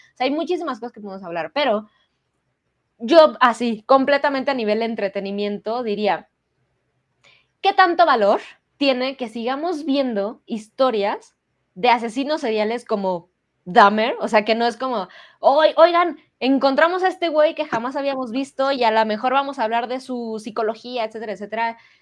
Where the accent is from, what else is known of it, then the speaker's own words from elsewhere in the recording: Mexico; como sociedad mexicana